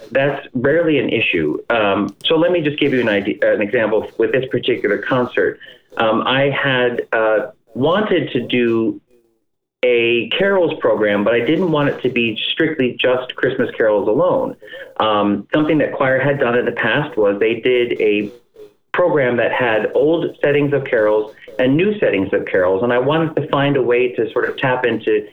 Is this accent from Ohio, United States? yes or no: yes; Cleveland, Ohio, United States; we're all from the Cleveland area